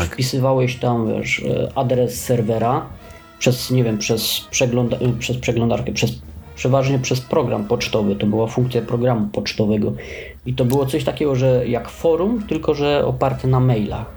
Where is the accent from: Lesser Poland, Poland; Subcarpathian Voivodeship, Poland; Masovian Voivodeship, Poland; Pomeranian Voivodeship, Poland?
Lesser Poland, Poland; Oświęcim; u nas w Oświęcimiu